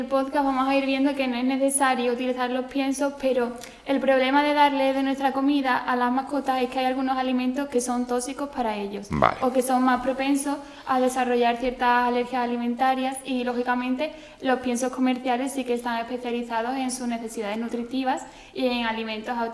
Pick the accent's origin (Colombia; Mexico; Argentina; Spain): Spain; El Puerto de Santa María, Andalusia; yo vengo del puerto de Santa María en Cádiz